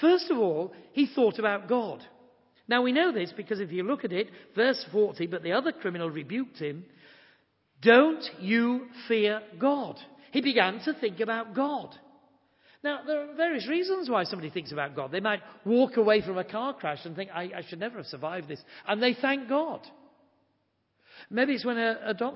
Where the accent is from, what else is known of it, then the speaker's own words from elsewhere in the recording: Yorkshire and the Humber, United Kingdom; I'm from Yorkshire